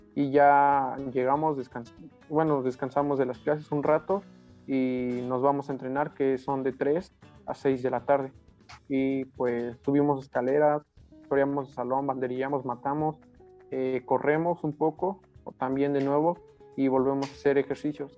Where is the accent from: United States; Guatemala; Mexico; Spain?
Mexico; Apizaco, Tlaxcala; yo soy de Apisaco, de Apizaco.